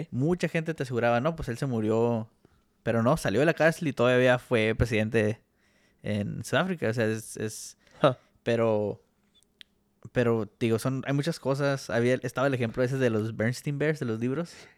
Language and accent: Spanish; Mexico; como mexicanos estamos, vamos a decir, creados